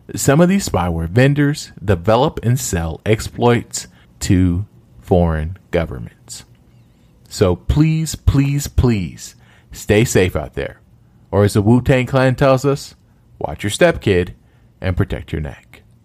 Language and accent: English; Oklahoma, United States; my home state of Oklahoma